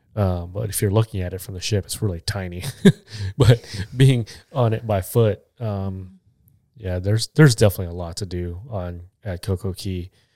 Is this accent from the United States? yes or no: no; Philippines; 'cause I'm Filipino